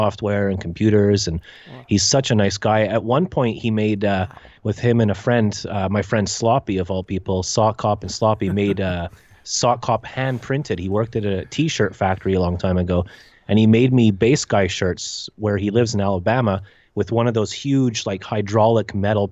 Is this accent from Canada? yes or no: yes; Canada; I'm Canadian.